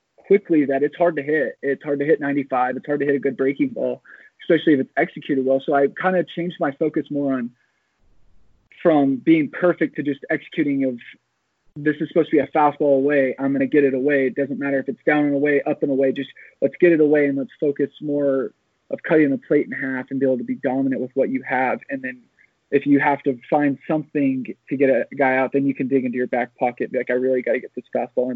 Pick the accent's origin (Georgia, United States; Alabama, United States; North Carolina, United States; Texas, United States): Texas, United States; Amarillo; moved away as an adult; I decided to move back to my hometown of Amarillo, Texas.